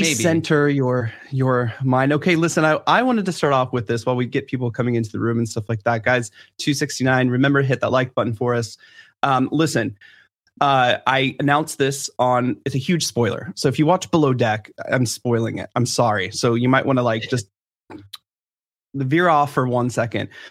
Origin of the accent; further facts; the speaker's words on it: Washington, District of Columbia, United States; I'm from D C